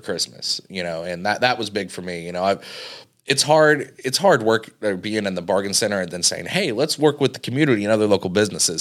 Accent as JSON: {"language": "English", "town": "Cambridge City", "region": "Indiana", "country": "United States", "tie": "born or raised there", "also_born_or_lived": "Dublin, Indiana", "said": "I'm from Cambridge City, Indiana"}